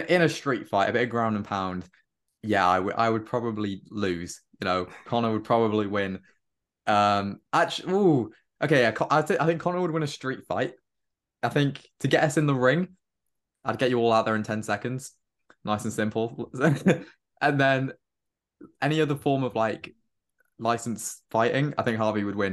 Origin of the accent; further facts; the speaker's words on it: Cardiff, Wales, United Kingdom; moved away as an adult; also born or lived in London; So I'm, I'm from Cardiff, but I go to university in London.